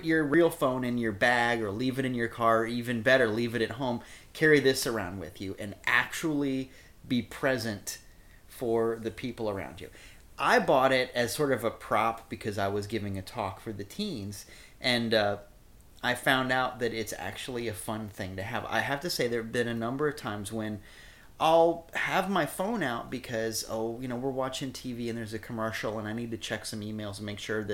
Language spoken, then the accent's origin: English; Iowa, United States; born or raised there; also born or lived in Kansas City, Missouri; now in Florida, United States